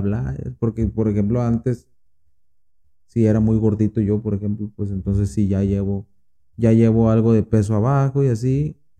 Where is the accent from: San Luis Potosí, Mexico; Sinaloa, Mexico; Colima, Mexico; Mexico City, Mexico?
Sinaloa, Mexico; Guasave; aquí de Guasave